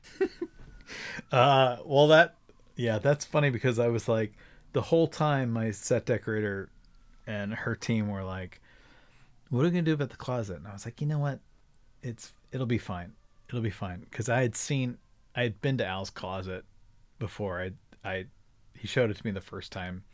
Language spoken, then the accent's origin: English; Laguna Beach, California, United States; I grew up in Laguna Beach